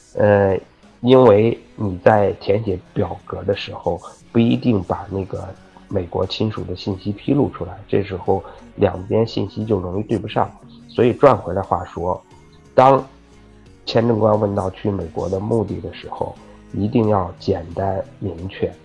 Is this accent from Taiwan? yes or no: no; China; 因为咱们都是中国人嘛